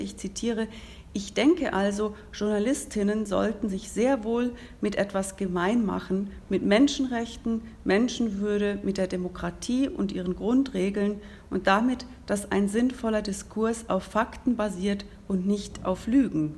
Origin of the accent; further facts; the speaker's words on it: Switzerland; wir in der Schweiz